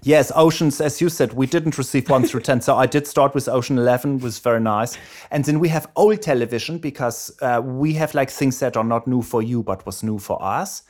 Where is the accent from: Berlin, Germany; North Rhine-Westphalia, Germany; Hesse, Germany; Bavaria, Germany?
Bavaria, Germany; Erlangen; accent: German; moved away; I was born in Germany, in Erlangen, Germany